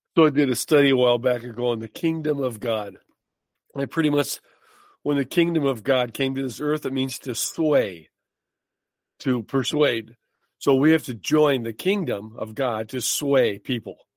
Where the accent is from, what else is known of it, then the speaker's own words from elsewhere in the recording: Michigan, United States; We're actually from Michigan